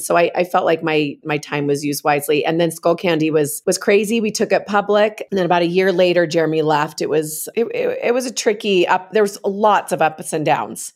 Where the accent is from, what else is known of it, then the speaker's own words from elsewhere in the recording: San Francisco Bay Area, California, United States; moved away as an adult; also born or lived in Utah; I'm originally from the San Francisco Bay Area. I came out to Utah to actually go to college